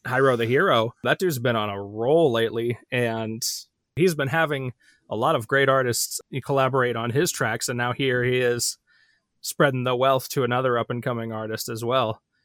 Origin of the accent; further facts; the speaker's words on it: Midwest, United States; I'm really a Midwesterner